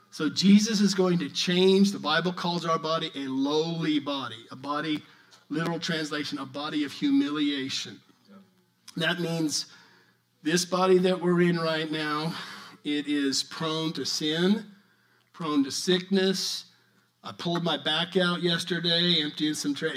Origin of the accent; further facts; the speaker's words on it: New Mexico, United States; I'm from New Mexico